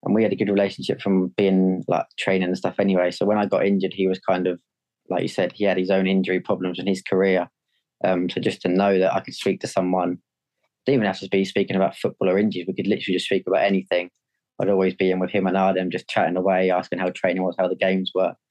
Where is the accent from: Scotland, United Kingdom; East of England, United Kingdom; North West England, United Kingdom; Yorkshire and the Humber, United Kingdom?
East of England, United Kingdom; Ipswich; we're from Ipswich, so all my family were there as like fans